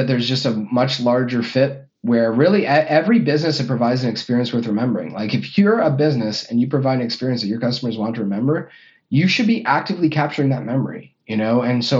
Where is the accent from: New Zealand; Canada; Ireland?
Canada; now in Illinois, United States; And then I'm from Canada. Ooh. I live in Illinois, so I'm going home for Christmas.